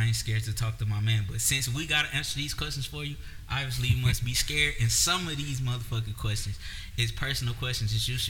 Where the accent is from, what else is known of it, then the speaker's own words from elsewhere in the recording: Detroit, Michigan, United States; I still rock with the Lions because I'm from Detroit.